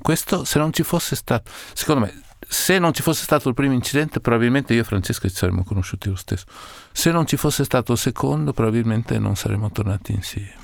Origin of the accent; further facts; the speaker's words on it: Parma, Emilia-Romagna, Italy; il posto dove sono nato, Parma